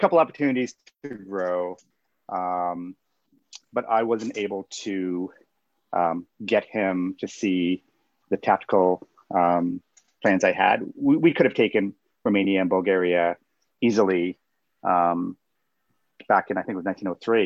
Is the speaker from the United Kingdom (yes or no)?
no; Canada; I am Canadian